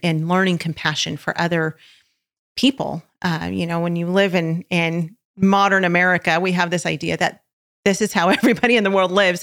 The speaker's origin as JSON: {"language": "English", "region": "California", "country": "United States", "said": "we're from California"}